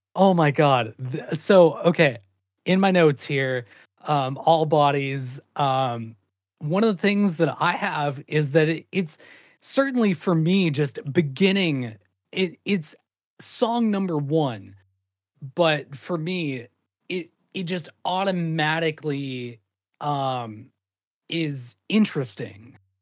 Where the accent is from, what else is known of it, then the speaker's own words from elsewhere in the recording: Great Falls, Montana, United States; living and growing up in Great Falls, Montana